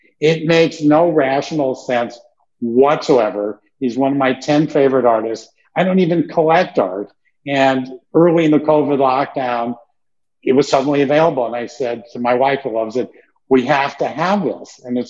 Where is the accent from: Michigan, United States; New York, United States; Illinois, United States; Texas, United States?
New York, United States; Brooklyn; You know, I love art. I grew up in Brooklyn, that I could make that.